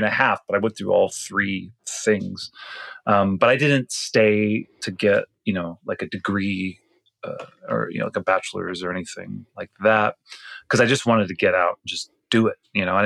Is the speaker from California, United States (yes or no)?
yes; Palm Springs, California, United States; now in Los Angeles, United States; I lived in Palm Springs. That's where I grew up for the most part.